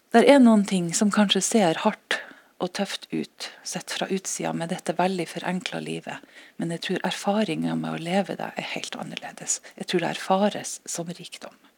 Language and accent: Norwegian; Norway; siden vi er norsk